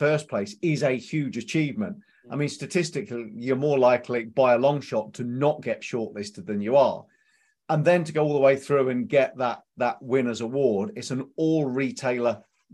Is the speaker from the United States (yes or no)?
no; Leicester, East Midlands, United Kingdom; Strange Leicester connection. That's my hometown as well